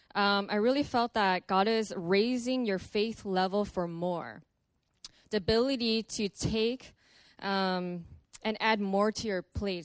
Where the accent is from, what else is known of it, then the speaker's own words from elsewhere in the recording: Los Angeles, California, United States; I'm from Los Angeles.